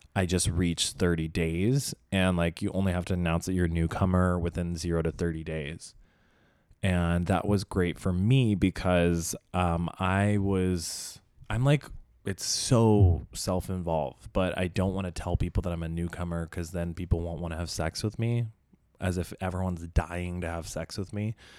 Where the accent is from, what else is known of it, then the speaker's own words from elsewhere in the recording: Indonesia; now in Los Angeles, United States; growing up in Indonesia